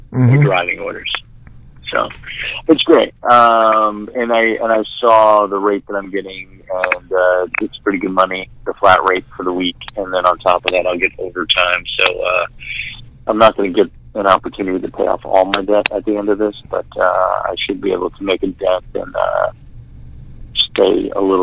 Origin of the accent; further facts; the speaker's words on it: New York City, New York, United States; moved away; I am in the house that I grew up in Staten Island, New York